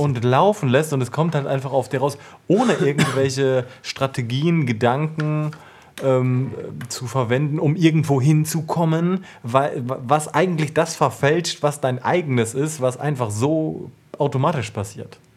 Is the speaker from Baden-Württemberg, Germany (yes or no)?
no; Paderborn, North Rhine-Westphalia, Germany; moved away; Paderborn, meine alte Heimat